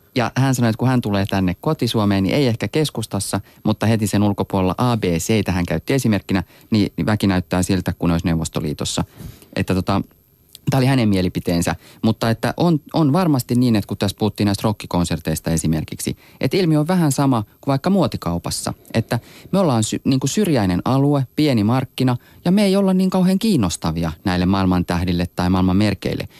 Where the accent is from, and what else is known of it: Finland